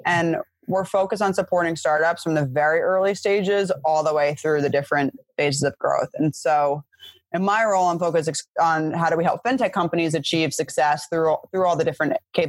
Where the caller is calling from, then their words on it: suburb of New York City, United States; I'm calling from my parents' house in a suburb of New York City